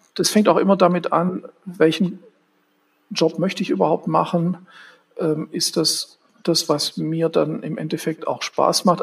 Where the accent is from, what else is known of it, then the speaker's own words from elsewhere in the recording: Stuttgart, Baden-Württemberg, Germany; moved away as an adult; now in Berlin, Germany; Ich bin ja in Stuttgart aufgewachsen